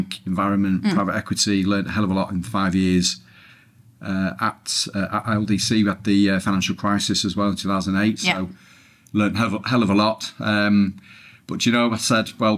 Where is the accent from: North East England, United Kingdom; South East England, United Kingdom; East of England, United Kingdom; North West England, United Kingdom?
North West England, United Kingdom; Preston; moved away as an adult; also born or lived in Leeds / Manchester; born and bred in Preston, Lancashire